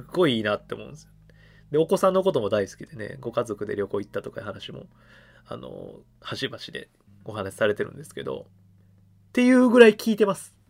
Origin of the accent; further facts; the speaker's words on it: Kumamoto, Japan; moved away; 俺もともと熊本出身やから